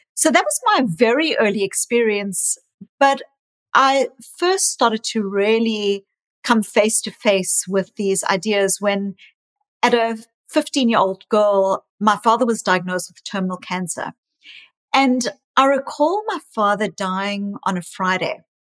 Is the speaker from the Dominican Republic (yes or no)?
no; South Africa; also born or lived in New Zealand / Australia; now in Boston, United States; I was raised in South Africa, born in South Africa